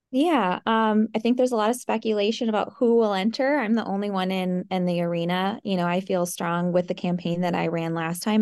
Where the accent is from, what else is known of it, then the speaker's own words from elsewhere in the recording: Eau Claire, Wisconsin, United States; I grew up here in the Eau Claire area. I grew up on a dairy farm